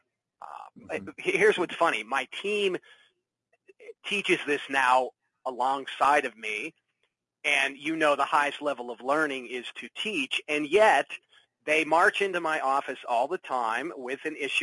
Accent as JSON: {"language": "English", "town": "Pittsburgh", "region": "Pennsylvania", "country": "United States", "tie": "born or raised there", "said": "I grew up in Pittsburgh"}